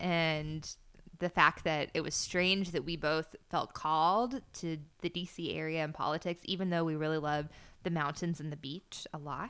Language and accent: English; Florida, United States; moved away as an adult; I grew up in Florida, went to the University of Florida